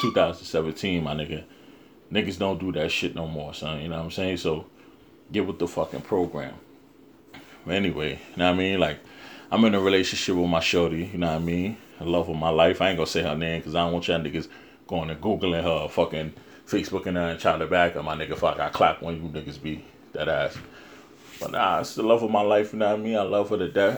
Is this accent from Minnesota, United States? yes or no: no; New York City, New York, United States; that's my hometown